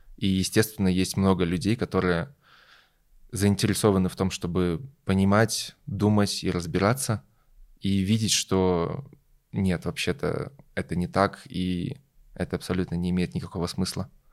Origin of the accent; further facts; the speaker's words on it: Belarus; moved away as an adult; now in Germany; Я родился и вырос в Беларуси